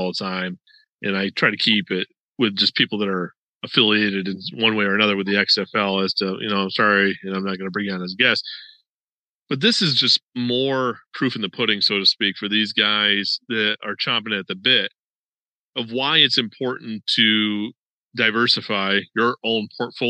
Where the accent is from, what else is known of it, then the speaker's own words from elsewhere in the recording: New York, United States; now in Florida, United States; I'm originally from New York